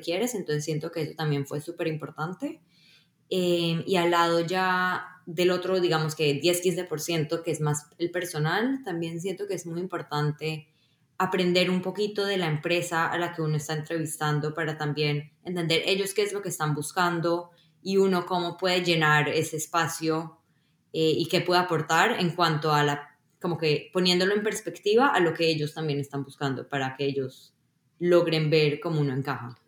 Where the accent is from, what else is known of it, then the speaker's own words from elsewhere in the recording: Colombia; moved away as an adult; also born or lived in Israel / Boston, United States; now in Seattle, United States; Yo nací en Colombia y cuando era muy pequeña me mudé a Israel. Em, luego a los 11 volví a Colombia y ya me quedé ahí hasta pues graduarme del colegio